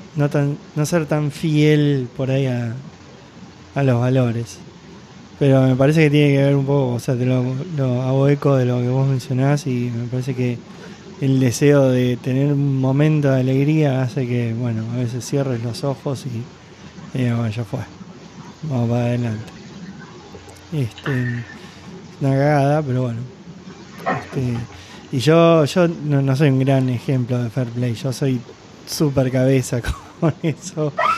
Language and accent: Spanish; Argentina; como argentino, como yo